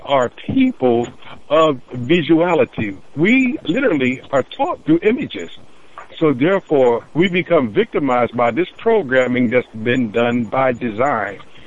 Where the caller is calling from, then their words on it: Nebraska, United States; I'm calling from Nebraska today